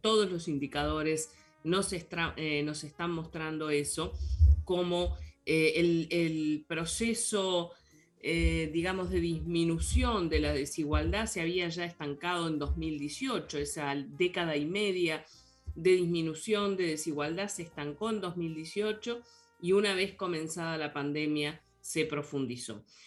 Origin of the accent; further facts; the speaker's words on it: Uruguay; como compatriota que somos